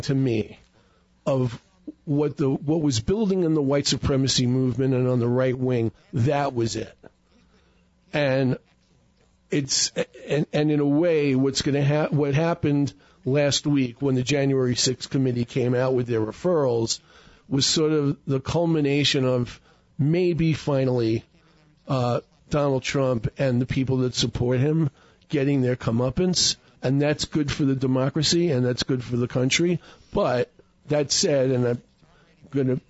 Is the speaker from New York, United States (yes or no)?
yes; New York, United States; moved away as an adult; now in Sedona, United States; I'm in New York